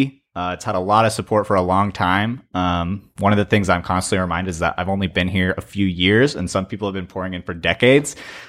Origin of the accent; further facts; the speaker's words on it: Flora, Illinois, United States; I'm from Flora, Illinois, which is a town pretty similar to Greenville, minus the college or university now.